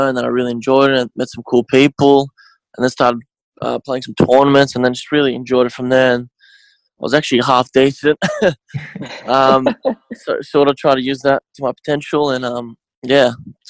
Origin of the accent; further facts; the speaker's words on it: Melbourne, Victoria, Australia; Yeah, so I was born here. My parents were born in Bosnia, both my parents.